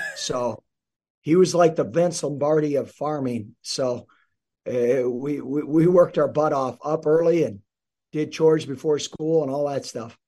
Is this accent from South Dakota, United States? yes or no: yes; South Dakota, United States; now in Nebraska, United States; I grew up in South Dakota, about three hours north of here